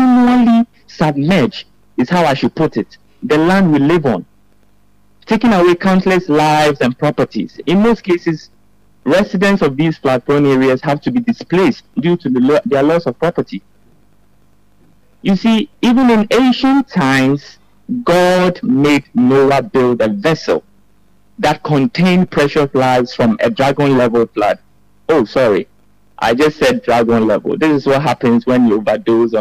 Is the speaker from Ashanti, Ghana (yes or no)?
no; Ebri, Eastern Region, Ghana; from Ebri in the eastern region of Ghana